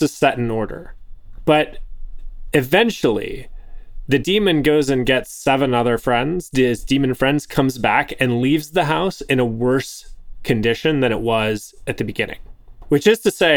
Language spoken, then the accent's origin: English; Canada; I was born in Canada